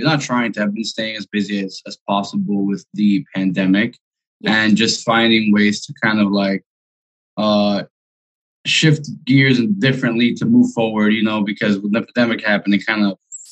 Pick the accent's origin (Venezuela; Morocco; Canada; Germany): Venezuela; also born or lived in Miami; now in Concord, United States; I'm 28. I'm from Venezuela, right? Okay. I lived in Miami most of my life after moved to Venezuela, but then I moved to Vegas. Now I'm based out of Concord, California.